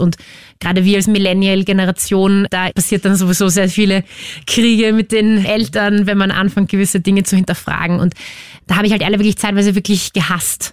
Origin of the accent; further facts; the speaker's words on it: Vienna, Austria; ich bin aufgewachsen im C-Block, also ganz hinten, auf Stiege 4